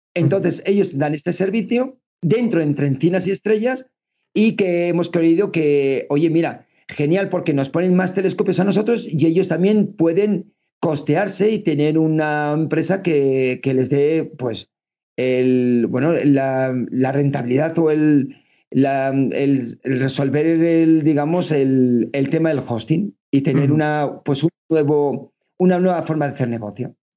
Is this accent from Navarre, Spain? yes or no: yes; Navarre, Spain; moved away as an adult; now in Extremadura, Spain; somos navarros, llevamos 20 años ya viviendo, más de 20 años en Extremadura